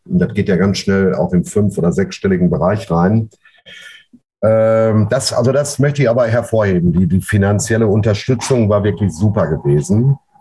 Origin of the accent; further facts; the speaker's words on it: Ruhr area, North Rhine-Westphalia, Germany; bei uns im Pott